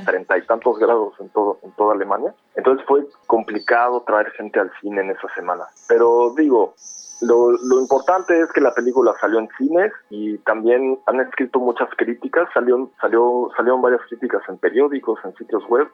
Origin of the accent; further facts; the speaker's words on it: Mexico City, Mexico; moved away as an adult; also born or lived in Prague, Czech Republic; now in Düsseldorf, Germany; yo soy de la Ciudad de México